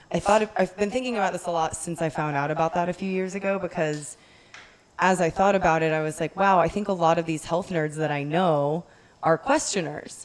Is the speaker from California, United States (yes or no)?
no; Texas, United States; as a Texan